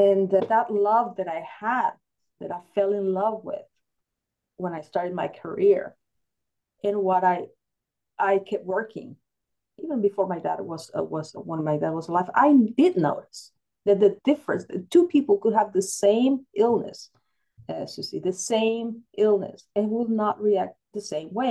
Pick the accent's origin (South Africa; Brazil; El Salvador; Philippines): El Salvador; moved away; I grew up in El Salvador